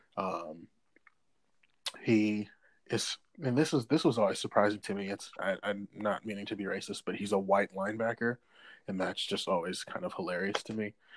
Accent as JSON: {"language": "English", "region": "West Coast", "country": "United States", "tie": "born or raised there", "said": "growing up on the West Coast"}